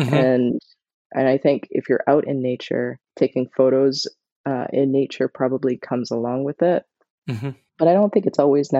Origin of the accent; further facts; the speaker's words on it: Barbados; moved away; I grew up in Barbados